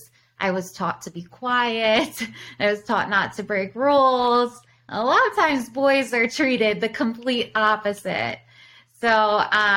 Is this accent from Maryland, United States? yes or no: yes; Baltimore, Maryland, United States; moved away as an adult; now in Chicago, United States; I'm originally from Baltimore. I came to Chicago when I was 18